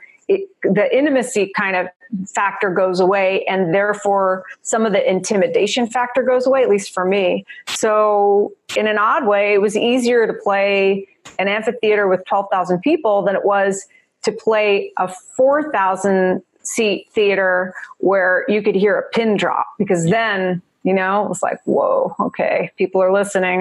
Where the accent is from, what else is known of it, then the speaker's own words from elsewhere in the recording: New Jersey, United States; accent: Jersey; also born or lived in New York City; now in Los Angeles, United States; I was born in New York City. I grew up in Jersey. You hear the Jersey girl in me